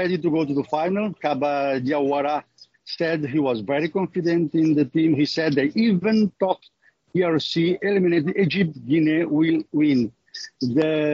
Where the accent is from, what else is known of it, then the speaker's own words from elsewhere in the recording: Cape Verde; now in United States; I'm from Cape Verde